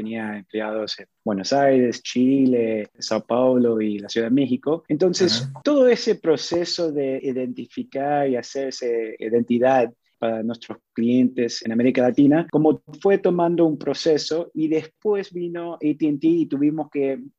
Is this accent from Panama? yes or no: yes; Panama; moved away; also born or lived in Montreal, Canada; mis papás son argentinos, con ellos tuve la oportunidad de moverme a diferentes países. Yo crecí mucho tiempo en, en la República de Panamá